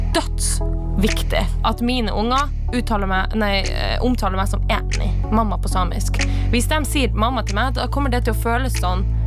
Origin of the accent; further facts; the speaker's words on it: Finnmark, Norway; jeg er jo fra Trondheim, Finnmark, og jeg er samisk